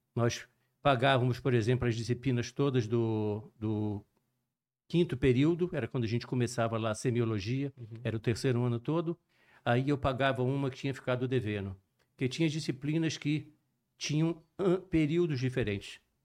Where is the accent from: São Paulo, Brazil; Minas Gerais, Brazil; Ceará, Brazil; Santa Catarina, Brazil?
Minas Gerais, Brazil; Juiz de Fora; accent: mixed; moved away as an adult; also born or lived in Rio de Janeiro / Recife; Eu sou natural de Juiz de Fora, Minas Gerais, mas eu nasci em Juiz de Fora e me mudei para o Rio de Janeiro. Uhum. Morei no Rio de Janeiro até os 10 anos. Com 10 anos, retornei para Juiz de Fora.